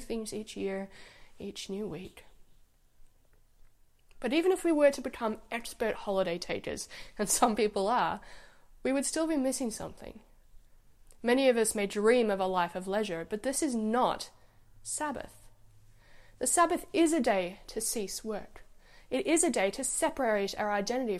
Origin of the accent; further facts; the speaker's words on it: Egypt; moved away; When I grew up in Egypt, the weekend was Friday and Saturday